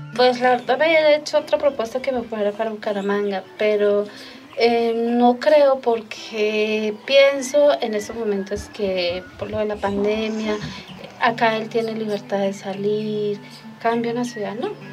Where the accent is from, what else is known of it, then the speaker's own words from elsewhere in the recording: Charalá, Santander, Colombia; soy del municipio de Charalá